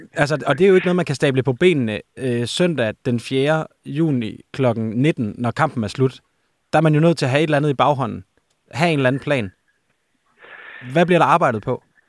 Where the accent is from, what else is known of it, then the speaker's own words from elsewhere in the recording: Aarhus, Central Denmark Region, Denmark; Jeg er jo også fra Aarhus